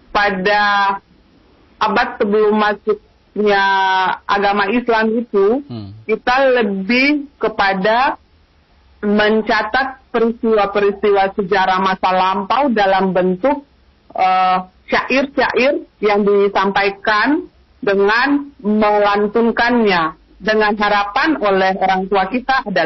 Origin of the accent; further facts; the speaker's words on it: Maluku, Indonesia; kita, saya sendiri sebagai orang Maluku, saya mau, mau yang begitu konsen dengan uh, sastra lisan dan belakangan ini lebih ke Kapata